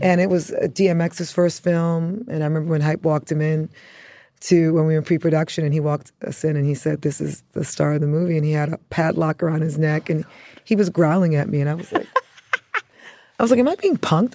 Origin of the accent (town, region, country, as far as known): New York City, New York, United States; born or raised there; also born or lived in Antigua